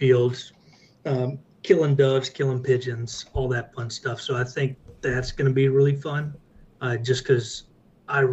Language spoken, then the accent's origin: English; Texas, United States; me, being a Texan